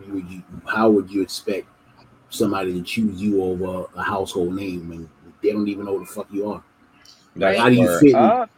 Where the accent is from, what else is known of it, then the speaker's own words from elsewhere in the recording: New York, United States; as a New Yorker, like New Yorkers don't support shit.